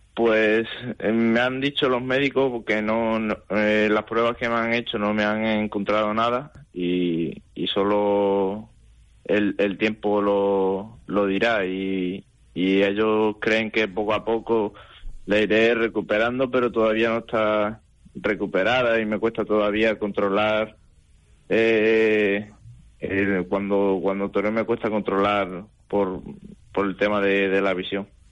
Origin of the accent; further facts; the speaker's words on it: Alburquerque, Extremadura, Spain; now in Badajoz, Spain; soy de Alburquerque, de un pueblo de, de aquí de Badajoz